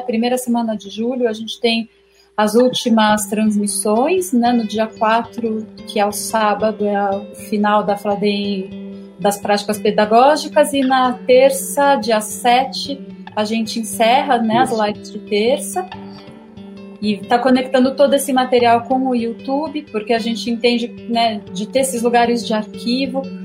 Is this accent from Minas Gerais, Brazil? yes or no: no; São Paulo, Brazil; eu sou de São Paulo